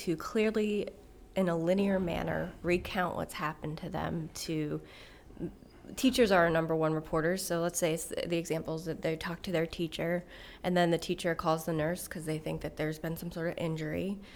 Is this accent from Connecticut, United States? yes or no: yes; Connecticut, United States; moved away as an adult; also born or lived in Florida; now in Chattanooga, United States; I'm not from Chattanooga. I'm a Yankee transplant. Did some work in the state of Florida, originally from Connecticut